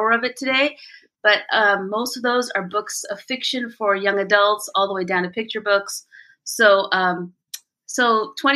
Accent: India; moved away; I was born in India

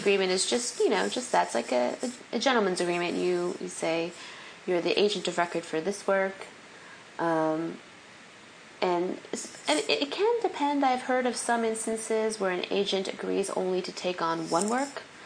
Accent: California, United States; moved away as an adult; also born or lived in New York City / the South; being a Californian

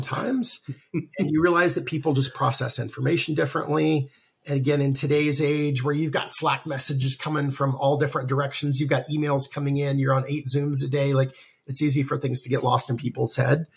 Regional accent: the South, United States; moved away; I'm from the South originally

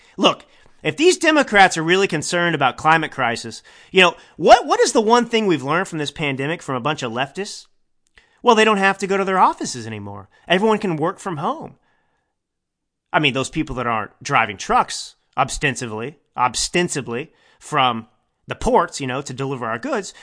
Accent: Texas, United States; I grew up in Texas

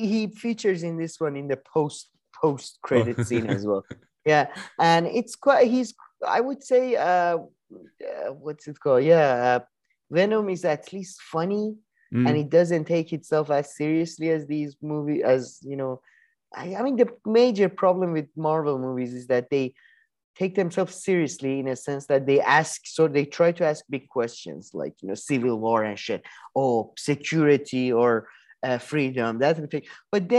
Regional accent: New York, United States; Benedict Cumberbatch, American accent is getting better, but it's still pretty atrocious. Like, I'm from New York.

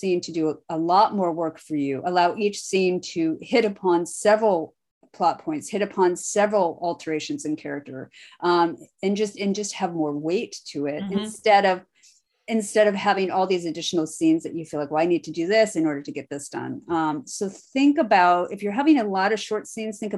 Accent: Iowa, United States; I'm born and bred in Iowa

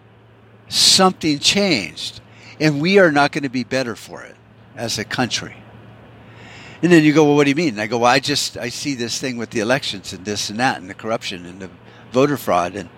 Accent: United States; As an American

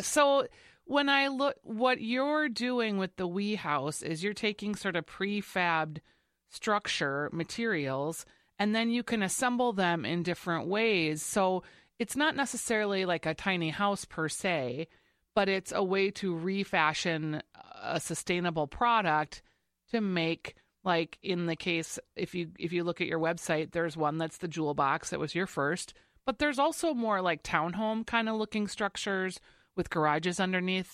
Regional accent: Saint Paul, Minnesota, United States; We're both from Saint Paul.

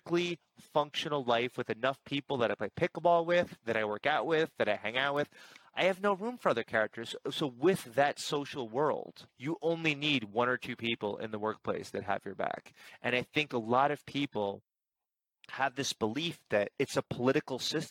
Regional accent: New York, United States; I'm a New Yorker

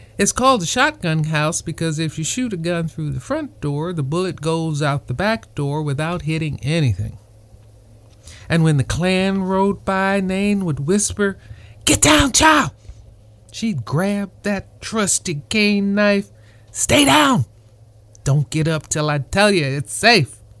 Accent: Maringouin, Louisiana, United States; now in Camarillo, United States; my hometown, Maringouin

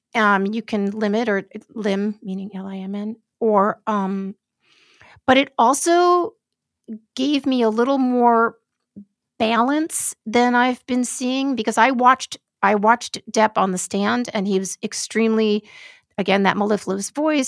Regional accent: New York City, New York, United States; I grew up in New York City.

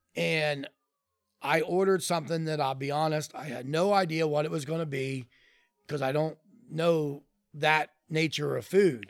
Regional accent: Columbus, Ohio, United States; I grew up in Clintonville.

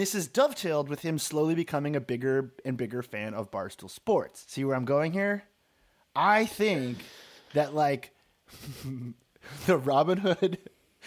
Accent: Marblehead, Massachusetts, United States; moved away; I'm from Marblehead, Massachusetts

